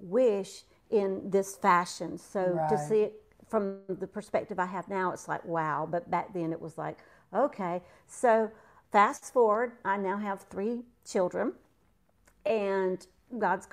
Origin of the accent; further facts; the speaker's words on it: Georgia, United States; accent: twang; also born or lived in South Florida; now in North Carolina, United States; moved to Georgia where I got my twang.